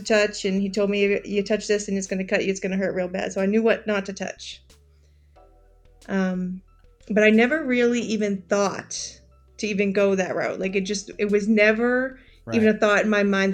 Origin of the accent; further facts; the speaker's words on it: Massachusetts, United States; moved away as an adult; also born or lived in North Carolina; now in Raleigh, United States; I grew up in Massachusetts, and my whole family moved down here to North Carolina about 7 years ago